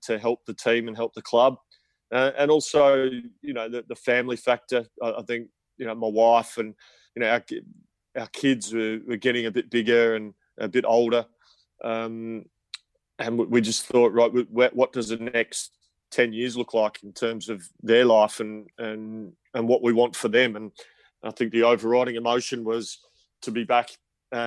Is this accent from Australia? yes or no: yes; South Australia, Australia; also born or lived in England; my home state, South Australia